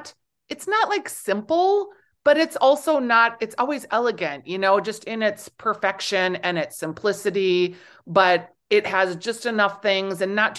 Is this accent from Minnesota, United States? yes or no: yes; Minnesota, United States; I'm from the Midwest, obviously Minnesota